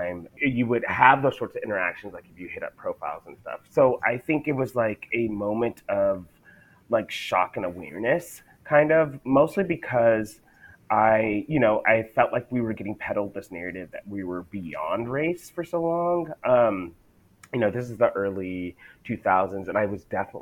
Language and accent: English; El Paso, Texas, United States; I'm originally from El Paso, Texas, in the United States